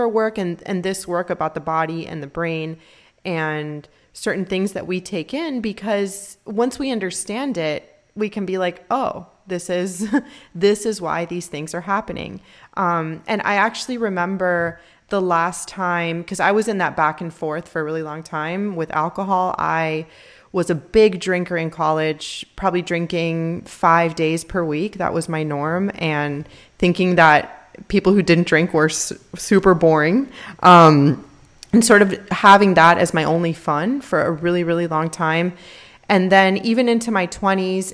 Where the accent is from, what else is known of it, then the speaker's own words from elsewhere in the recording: Miami, Florida, United States; We're from Miami